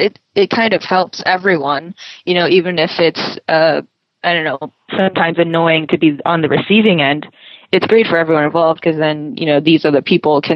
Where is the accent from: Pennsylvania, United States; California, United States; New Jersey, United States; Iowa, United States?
Pennsylvania, United States; moved away as an adult; also born or lived in Singapore / Paris; now in Shanghai, China; I was, born and raised in the States. And so especially coming from like a very small town in Pennsylvania, I very much feel American